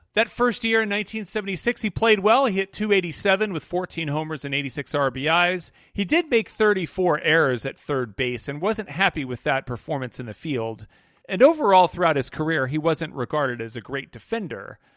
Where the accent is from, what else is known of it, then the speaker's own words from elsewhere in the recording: Wichita, Kansas, United States; I grew up in Wichita, is that my Dad got a job for Pizza Hut's corporate headquarters, which used to be in Wichita, Kansas